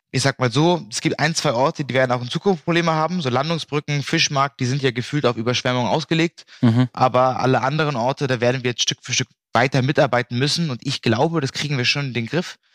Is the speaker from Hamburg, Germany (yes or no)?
yes; Bergedorf, Hamburg, Germany; Also Mai 2018 zum Beispiel sind in Bergedorf, da wo ich herkomme, einige Häuser weggesackt